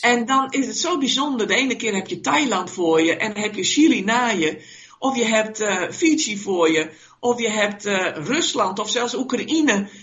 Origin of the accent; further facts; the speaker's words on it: Netherlands; wij als Nederlanders